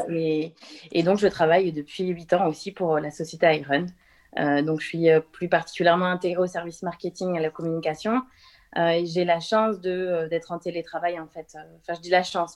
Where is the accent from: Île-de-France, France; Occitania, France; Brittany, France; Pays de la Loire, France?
Pays de la Loire, France; Le Mans; moved away as an adult; also born or lived in Angers / Toulouse; je suis sartoise, je suis née au Mans